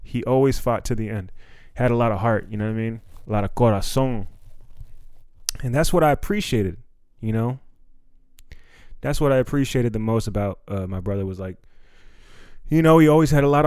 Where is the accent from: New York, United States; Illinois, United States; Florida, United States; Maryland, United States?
Maryland, United States; Silver Spring; we grew up in Silver Spring